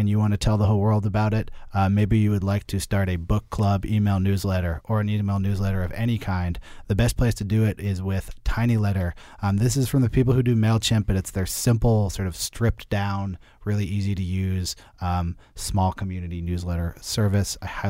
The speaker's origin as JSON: {"language": "English", "town": "Berkeley", "region": "California", "country": "United States", "tie": "born or raised there"}